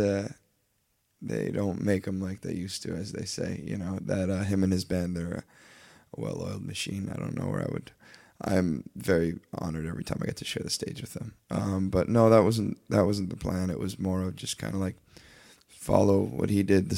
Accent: Leamington, Ontario, Canada; moved away; also born or lived in Nashville; we're from Leamington, Ontario

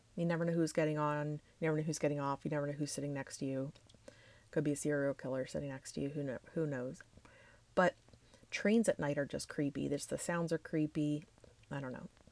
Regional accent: Pennsylvania, United States; I am from Pennsylvania

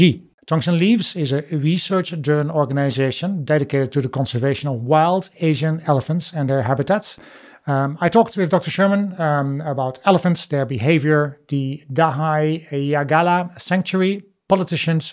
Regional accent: Netherlands; now in United Kingdom; I live in the UK, but my home country is the Netherlands.

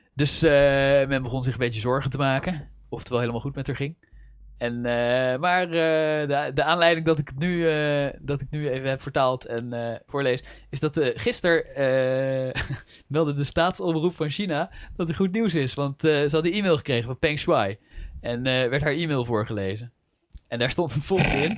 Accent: Netherlands; accent: Dutch; mijn eigen Nederlandse accent

